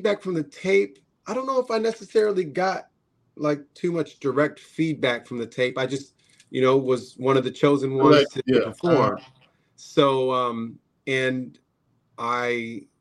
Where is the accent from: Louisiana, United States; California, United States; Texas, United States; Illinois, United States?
Illinois, United States; Chicago; I'm from Chicago